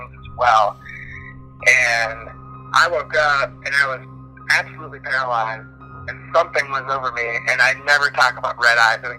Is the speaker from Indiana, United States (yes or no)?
no; Minnesota, United States; now in Tennessee, United States; I'm from Minnesota originally, but I live in Tennessee. When I was growing up, I grew up in Minnesota